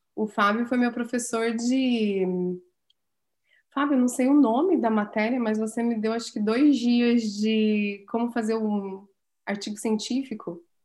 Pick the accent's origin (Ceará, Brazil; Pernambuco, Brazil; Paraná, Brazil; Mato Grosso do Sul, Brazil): Paraná, Brazil; Santa Cecília do Pavão; eu nasci em Santa Cecília do Pavão, pedacinho ali do norte do Paraná